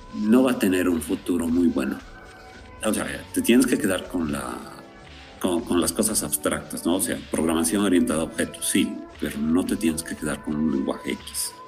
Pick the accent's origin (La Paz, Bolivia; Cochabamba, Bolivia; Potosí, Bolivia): Potosí, Bolivia; yo soy de Potosí